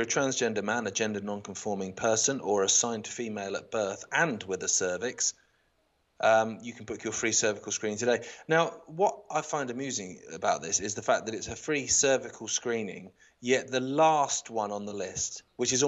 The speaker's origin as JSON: {"language": "English", "area": "Isle of Wight", "region": "South East England", "country": "United Kingdom", "tie": "born or raised there", "also_born_or_lived": "London", "moved": "yes", "said": "growing up on the Isle of Wight"}